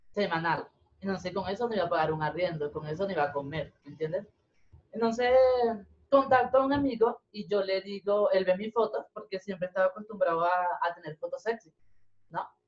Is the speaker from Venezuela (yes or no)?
yes; Venezuela; now in Bogotá, Colombia; yo no vine de Venezuela a Bogotá a trabajar